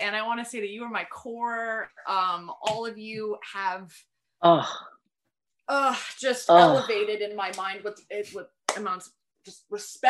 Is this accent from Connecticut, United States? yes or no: yes; Niantic, Connecticut, United States; born or raised there